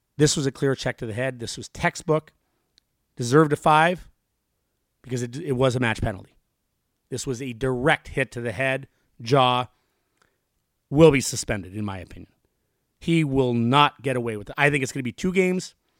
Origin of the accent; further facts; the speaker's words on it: Canada; moved away as an adult; also born or lived in Buffalo; I'm from Canada, in Canada.